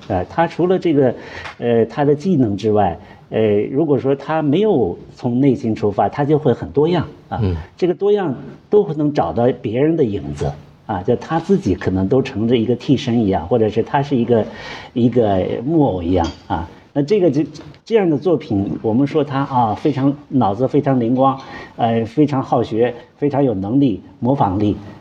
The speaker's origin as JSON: {"language": "Chinese", "country": "China", "said": "我们中国人的头发一样，都黑头发"}